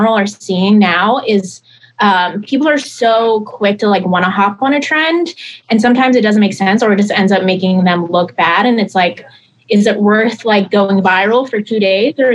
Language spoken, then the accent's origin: English; Baltimore, Maryland, United States; moved away as an adult; now in Los Angeles, United States; growing up in the Baltimore area, like we all have, I grew up around Ravens